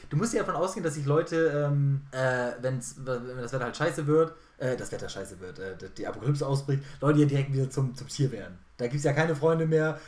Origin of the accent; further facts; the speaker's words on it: Germany; als Deutscher